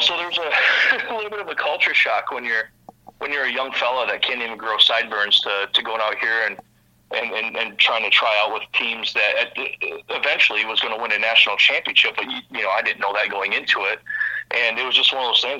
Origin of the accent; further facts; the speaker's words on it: Vicksburg, Michigan, United States; I'm from the Kalamazoo area, a really small town actually called Vicksburg.